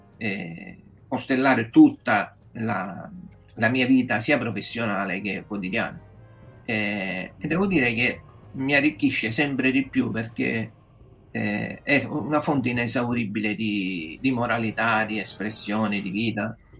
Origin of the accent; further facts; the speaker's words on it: Catania, Sicily, Italy; moved away as an adult; now in Parma, Italy; sono originario di Catania, però vivo dal 2020 eh, a Parma, eh, in Emilia Romagna